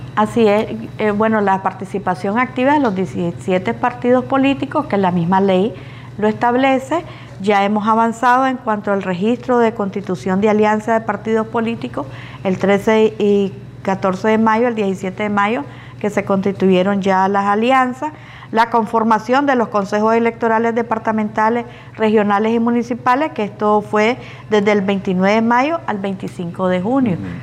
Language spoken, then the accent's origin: Spanish; Nicaragua; nosotros como nicaragüenses